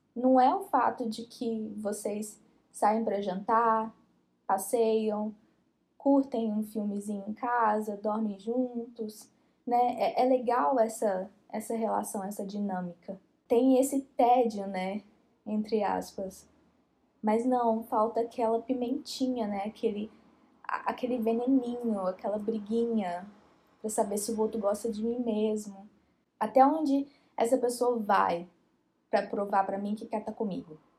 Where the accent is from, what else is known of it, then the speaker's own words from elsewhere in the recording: Brazil; Nós que somos brasileiros e crescemos assistindo novela